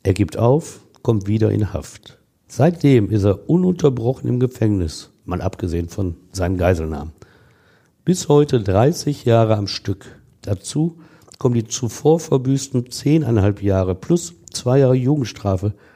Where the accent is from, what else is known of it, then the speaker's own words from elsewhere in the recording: Essen, North Rhine-Westphalia, Germany; Beide sind wir im Ruhrgebiet geboren, er in Mühlheim an der Ruhr, ich in seiner Nachbarstadt Essen.